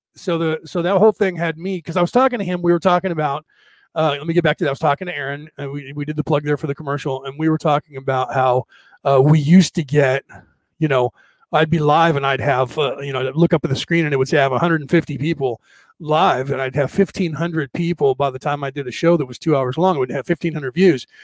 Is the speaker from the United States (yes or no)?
yes; United States; I'm an American.